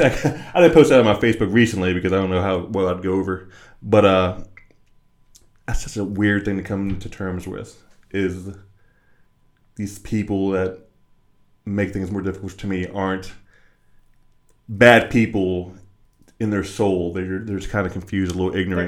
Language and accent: English; West Virginia, United States; growing up in West Virginia and surrounding areas